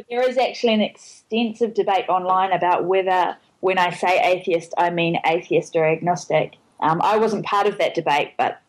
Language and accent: English; Hamilton, Waikato, New Zealand; it's near Hamilton where I'm from